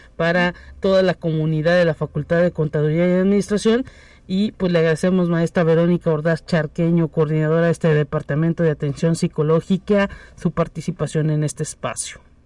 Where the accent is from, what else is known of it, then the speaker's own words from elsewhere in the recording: San Luis Potosí, Mexico; somos los potosinos privilegiados